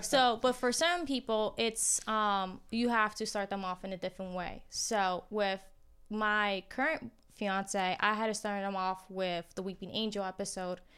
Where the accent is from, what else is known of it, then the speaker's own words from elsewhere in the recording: New Jersey, United States; moved away; I am originally from Jersey.